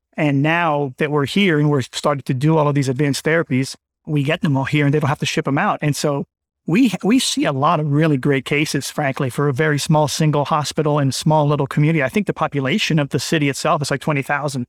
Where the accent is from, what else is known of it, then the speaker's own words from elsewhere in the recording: Bethesda, Maryland, United States; moved away as an adult; also born or lived in Pittsburgh / Miami; now in Winchester, United States; I'm from Bethesda, Maryland, middle-income family, Born and raised Maryland